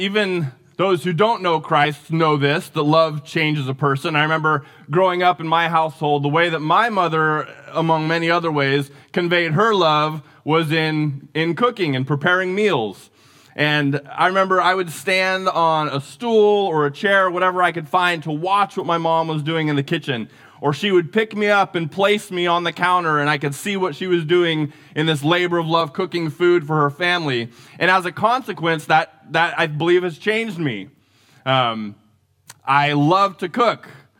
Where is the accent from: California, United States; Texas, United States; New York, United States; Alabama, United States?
California, United States; Santa Rosa; I remember as a kid growing up in Larkfield in North Santa Rosa